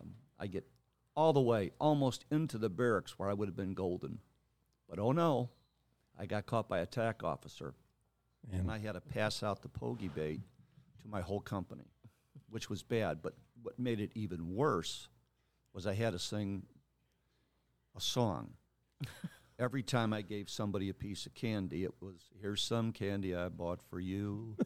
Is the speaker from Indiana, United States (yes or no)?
yes; Lake Eliza, Indiana, United States; also born or lived in Roseland / Homewood; Grew up for the first probably 6-7 years of my life in Roseland. And then we moved to Homewood and from there to Lake Eliza, Indiana, where I spent most of my grade school years from about third grade all the way through